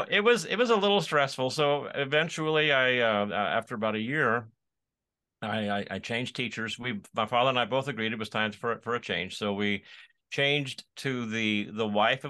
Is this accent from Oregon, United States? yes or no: yes; Corvallis, Oregon, United States; born or raised there; moved away as an adult; now in Pennsylvania, United States